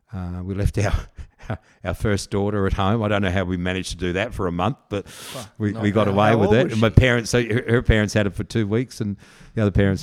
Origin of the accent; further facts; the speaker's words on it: South Australia, Australia; moved away as an adult; also born or lived in England / Perth, Western Australia; now in Yallingup, Australia; I grew up in South Australia